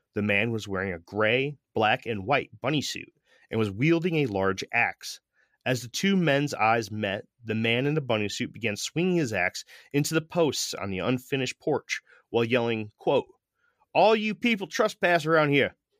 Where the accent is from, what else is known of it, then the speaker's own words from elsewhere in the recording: Middletown, Connecticut, United States; growing up in Middletown, Connecticut